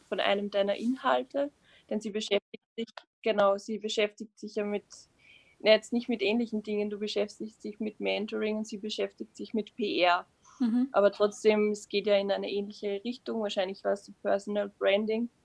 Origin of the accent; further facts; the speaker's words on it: Upper Austria, Austria; moved away as an adult; now in Vienna, Austria; Ich komme aus Österreich, genauer gesagt aus Oberösterreich und lebe jetzt seit zwei Jahren